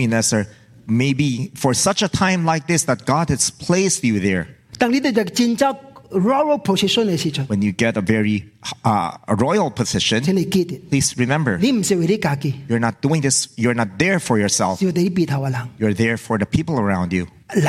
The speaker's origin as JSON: {"language": "English", "country": "Hong Kong", "tie": "born there", "said": "You know, I was born in Hong Kong. When I was born, I had a British passport."}